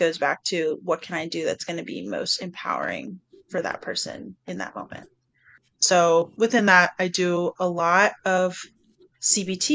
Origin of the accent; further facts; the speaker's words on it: the South, United States; I grew up in the South